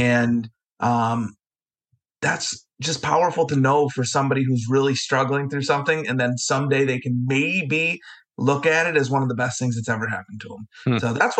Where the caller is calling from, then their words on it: Vestal, New York, United States; I am in Vestal, New York, okay. Little town outside of Binghamton, New York.